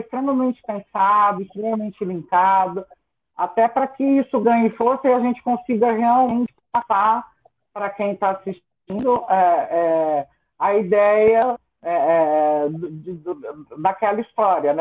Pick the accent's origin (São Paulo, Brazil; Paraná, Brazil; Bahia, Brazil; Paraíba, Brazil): São Paulo, Brazil; Ribeirão Preto; now in São Paulo, Brazil; eu nasci em Ribeirão Preto, no interior de São Paulo.